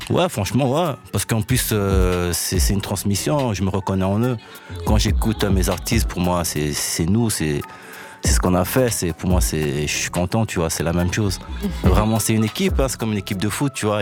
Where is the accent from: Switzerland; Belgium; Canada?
Belgium; Brussels, Brussels-Capital Region